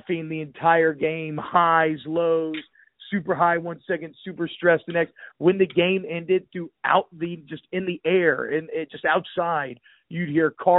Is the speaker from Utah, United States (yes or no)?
no; Atlanta, Georgia, United States; moved away as an adult; now in Louisiana, United States; I moved from Louisiana when I was 4, and then I was in Atlanta until I was 18.